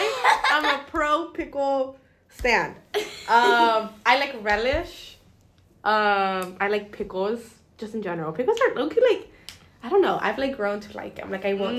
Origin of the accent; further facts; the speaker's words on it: Santa Ana, California, United States; pronouns she, her, ella. I am from Santa Ana, Orange County, 714. My age, I am 21. I just turned 21.